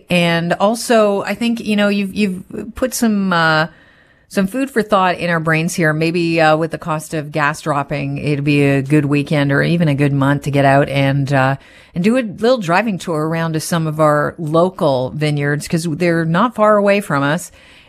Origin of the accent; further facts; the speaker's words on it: Canada; As a Canadian vintner, where do we put our focus?